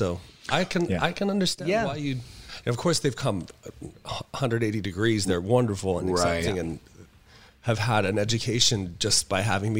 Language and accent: English; Utah, United States; I grew up in Utah.